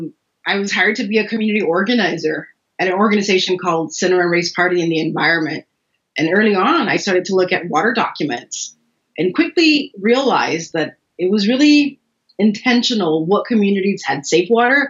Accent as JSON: {"language": "English", "town": "Salinas", "region": "California", "country": "United States", "tie": "born or raised there", "said": "I was born and raised in Salinas."}